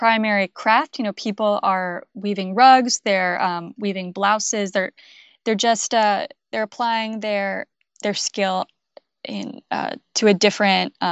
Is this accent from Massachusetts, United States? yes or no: yes; outside of Boston, Massachusetts, United States; I grew up actually outside of Boston